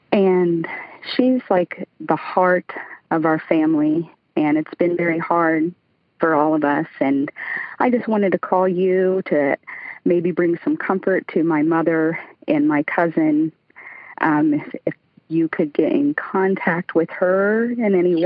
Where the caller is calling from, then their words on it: Lakeland, Florida, United States; I'm calling from Lakeland, Florida